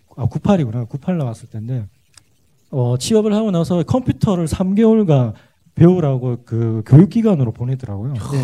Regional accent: Busan, South Korea; moved away as an adult; now in Seoul, South Korea; 부산 출신이고요. 부산에서 아. 태어났고 지금 서울에 온 지 한 7년 차인데

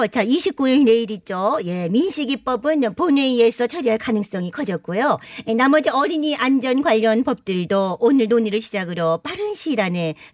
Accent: Seoul, South Korea; 나는 왜 고향이 서울일까? 나도 이럴 줄 알았으면 지방에서 태어났을 것을.

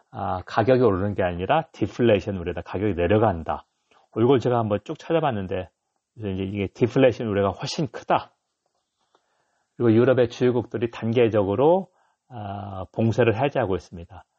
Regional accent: Dangjin, South Chungcheong, South Korea; also born or lived in Hayang, Gyeongsan; now in Gyeongsan, South Korea; 저는 충남 당진 사람이어서 옛날 시골에서는 외국인 보기가 진짜 힘들었는데

